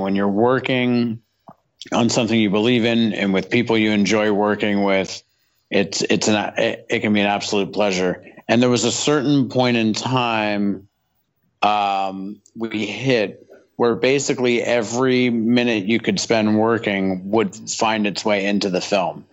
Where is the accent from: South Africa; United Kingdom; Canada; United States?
Canada; I'm from Canada